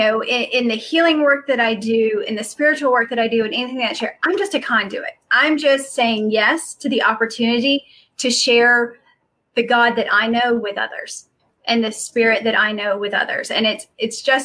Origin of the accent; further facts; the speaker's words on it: the South, United States; I grew up in the South